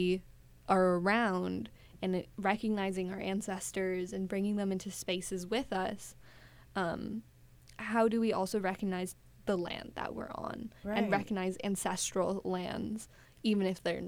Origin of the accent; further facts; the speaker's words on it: Wisconsin, United States; now in New York City, United States; I grew up in Wisconsin, my family's English